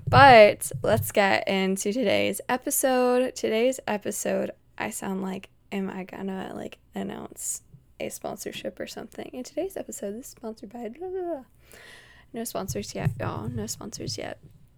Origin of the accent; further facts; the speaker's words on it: Utah, United States; born there; Some people don't know that I was born in Utah, and whenever I tell them I was born in Utah, they were like, oh my gosh, are you a Mormon?